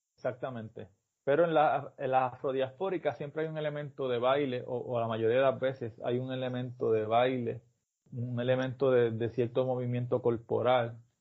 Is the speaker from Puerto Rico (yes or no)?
yes; Puerto Rico; es como lo hacemos nosotros